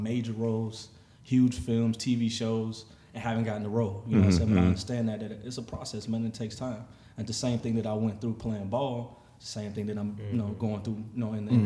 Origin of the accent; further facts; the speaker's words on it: Miami, Florida, United States; moved away as an adult; now in Los Angeles, United States; born and raised in Miami, Florida